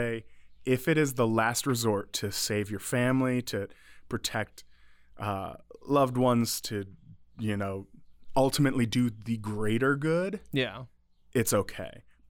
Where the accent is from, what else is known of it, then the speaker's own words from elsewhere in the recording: Detroit, Michigan, United States; moved away; I grew up in the Detroit area.